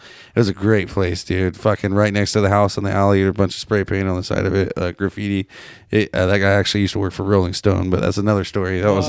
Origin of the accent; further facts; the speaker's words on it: Cedar Valley, Washington, United States; I grew up in Cedar Valley, Washington, but...